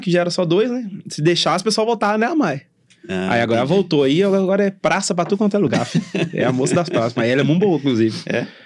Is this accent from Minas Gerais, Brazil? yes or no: yes; Contagem, Minas Gerais, Brazil; eu falo que eu sou de contagem pra vocês aqui